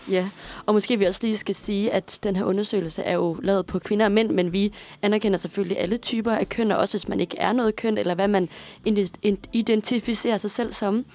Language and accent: Danish; Aarhus, Central Denmark Region, Denmark; hjemme i Aarhus, hvor jeg kommer fra